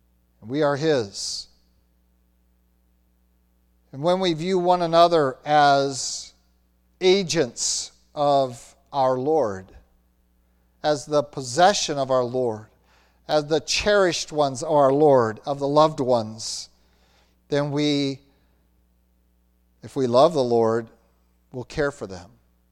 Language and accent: English; Minnesota, United States; If you've ever seen butchers come out to a flock, and I've seen that growing up in Minnesota